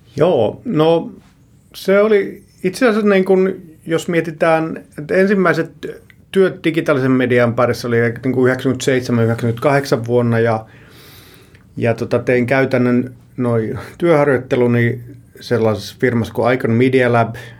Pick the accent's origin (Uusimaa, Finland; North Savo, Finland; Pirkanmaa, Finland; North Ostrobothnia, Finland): Pirkanmaa, Finland; Tampere; Alun perin mä oon Tampereelta ja siellä kouluni käynyt